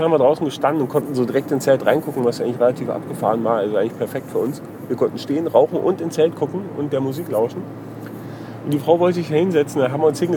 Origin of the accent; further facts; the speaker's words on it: Freising, Bavaria, Germany; Und dann hat er mich gefragt, wo ich herkomme. Da sage ich, aus Freising.